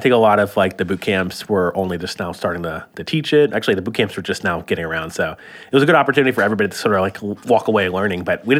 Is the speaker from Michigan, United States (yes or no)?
no; Florida, United States; moved away; I'm actually from Florida